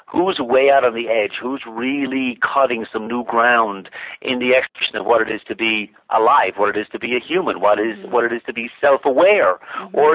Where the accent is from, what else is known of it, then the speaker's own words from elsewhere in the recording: Ireland; moved away as an adult; now in United States; I was born in Ireland, as you as you mentioned, and um, you know, went to went to high school and college there